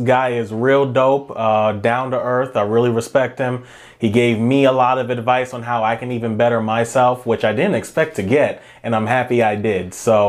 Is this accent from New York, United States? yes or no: yes; New York City, New York, United States; moved away as an adult; now in Ohio, United States; So I'm from Brooklyn, New York, and I grew up there.